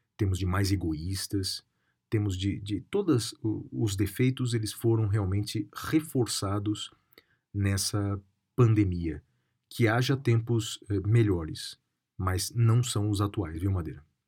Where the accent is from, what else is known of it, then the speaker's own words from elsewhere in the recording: Guaratinguetá, São Paulo, Brazil; na minha terra natal, na cidade de Guaratinguetá, no interior de São Paulo